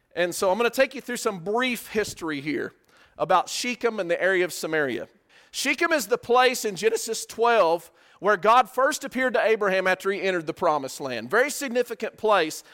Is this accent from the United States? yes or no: yes; West Texas, United States; I'm from West Texas